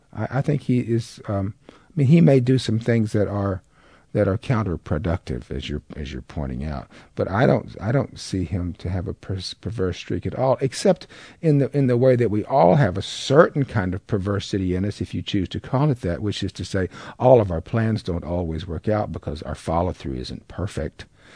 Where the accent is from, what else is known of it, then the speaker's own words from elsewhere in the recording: the South, United States; It's one of the advantages to being a Southerner.